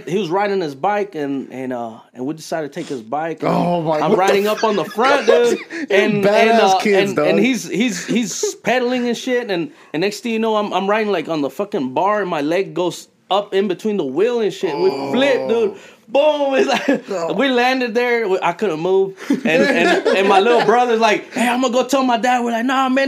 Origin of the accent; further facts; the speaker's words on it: Dalton, Georgia, United States; also born or lived in Fresno, California / Florida / Mississippi; I grew up here in Dalton, man. Born in Fresno, California